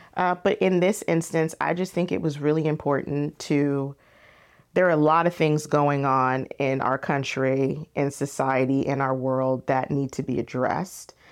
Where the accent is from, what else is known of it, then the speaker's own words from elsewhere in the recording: Temecula, California, United States; also born or lived in Philadelphia, Pennsylvania; I was growing up in Temecula